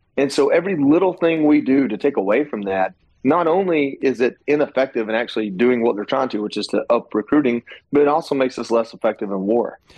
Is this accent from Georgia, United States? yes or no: yes; Dalton, Georgia, United States; my hometown, which was amazing to see that many people come out in such a small town, Dalton, Georgia.